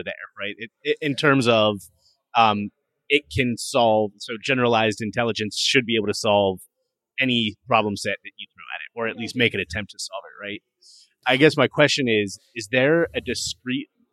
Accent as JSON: {"language": "English", "town": "Pittsburgh", "region": "Pennsylvania", "country": "United States", "tie": "born or raised there", "also_born_or_lived": "State College, Pennsylvania / Scranton, Pennsylvania", "moved": "as an adult", "lives_now": "San Francisco, United States", "said": "I was born and raised near Pittsburgh"}